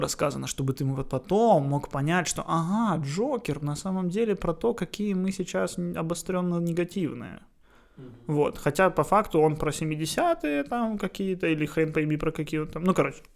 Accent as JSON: {"language": "Russian", "country": "Ukraine", "said": "Я украинец, я люблю тот факт, что я украинец, я люблю Украину."}